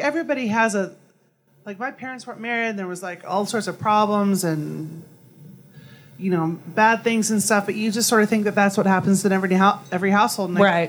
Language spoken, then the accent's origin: English; Manhattan, Kansas, United States; moved away; Manhattan, my hometown.